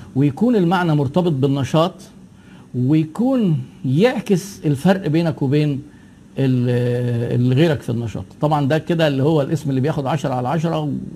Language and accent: Arabic; Egypt; عندنا في مصر